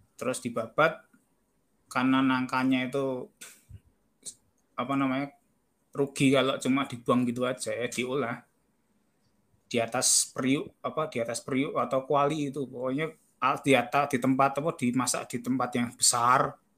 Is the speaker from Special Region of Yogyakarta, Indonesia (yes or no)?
yes; Yogyakarta, Special Region of Yogyakarta, Indonesia; saya dari Jogja